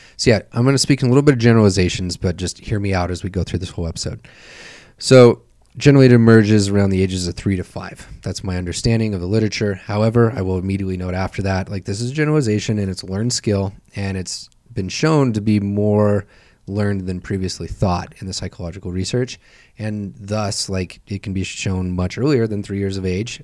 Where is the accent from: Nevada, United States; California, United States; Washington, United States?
Nevada, United States; Tonopah; I am from Tonopah, Nevada